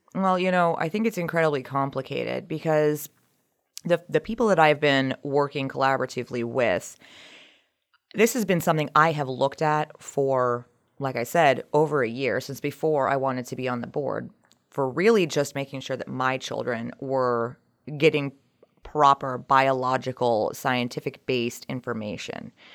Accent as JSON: {"language": "English", "area": "Montgomery County", "region": "Maryland", "country": "United States", "also_born_or_lived": "Colorado", "moved": "as an adult", "lives_now": "Brunswick, United States", "said": "originally from the Montgomery County area, but we moved up to Brunswick in March of twenty twenty"}